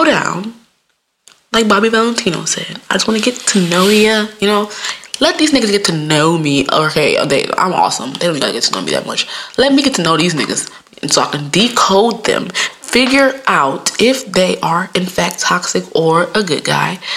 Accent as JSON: {"language": "English", "region": "Midwest", "country": "United States", "said": "I'm from the Midwest"}